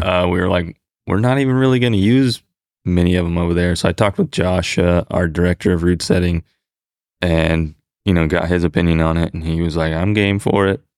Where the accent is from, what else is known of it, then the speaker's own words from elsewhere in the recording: California, United States; moved away as an adult; also born or lived in Arizona; now in Fort Worth, United States; I was born and raised in California, went to school in Arizona, I moved back to California after